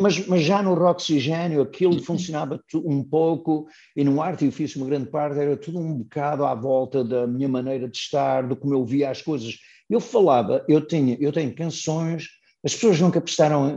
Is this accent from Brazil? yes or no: no; Matosinhos, Norte, Portugal; moved away as an adult; now in United States; de Matosinhos, onde estou neste momento, que é a minha terra